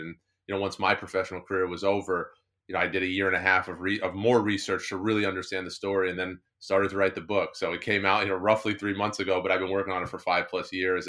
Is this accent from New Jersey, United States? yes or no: yes; New Jersey, United States; I grew up in New Jersey.